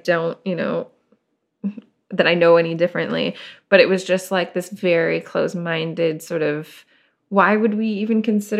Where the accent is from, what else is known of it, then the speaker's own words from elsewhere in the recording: Portland, Oregon, United States; now in San Diego, United States; I grew up in Portland, like, I went to high school in the suburbs of Portland, which, you know, were very different than being in Portland proper, and it was just, like, yeah, a little bit small-town mentality.